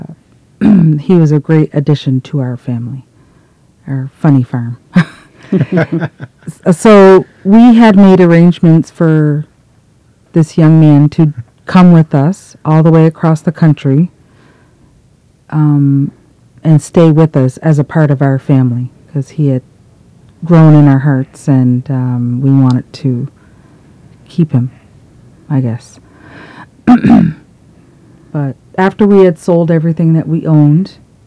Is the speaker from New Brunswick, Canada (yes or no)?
yes; Eel Ground First Nation, New Brunswick, Canada; I'm from Eel Ground First Nation